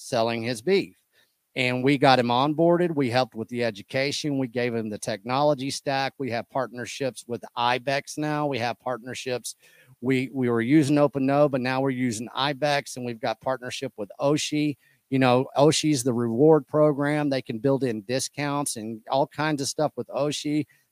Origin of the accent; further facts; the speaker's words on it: small town in Texas, United States; I was raised as a Texan in a small town